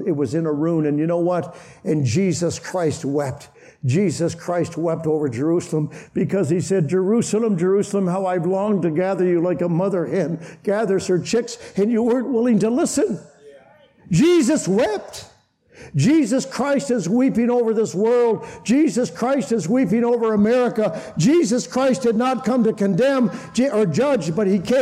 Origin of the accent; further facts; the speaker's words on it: Canada; I come from Canada